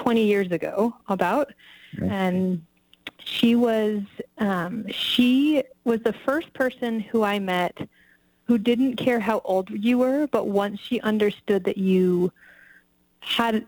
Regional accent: California, United States; moved away as an adult; also born or lived in Bay Area / New York / Los Angeles / Wisconsin; now in Nevada County, United States; I say Tahoe

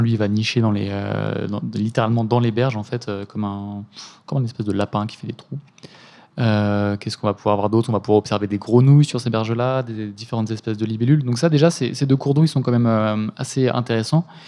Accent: Eure, Normandy, France; now in Lyon, France; je viens de la Haute-Normandie en heure, dans l'heure, donc c'est beaucoup de, champs

